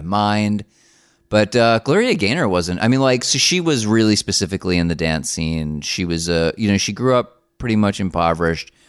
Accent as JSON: {"language": "English", "region": "New Jersey", "country": "United States", "said": "we're both from the same state. I am not from Newark"}